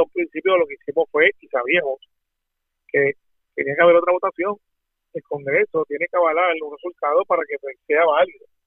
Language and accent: Spanish; Puerto Rico; los puertorriqueños somos ciudadanos americanos.